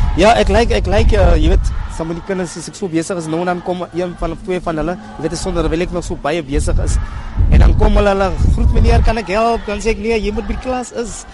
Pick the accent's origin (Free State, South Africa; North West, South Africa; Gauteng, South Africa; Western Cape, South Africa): North West, South Africa; Bloemhof; now in Johannesburg, South Africa; ek kom daar van Bloemhof af. My ma bly in Bloemhof in daar in Boitumelo.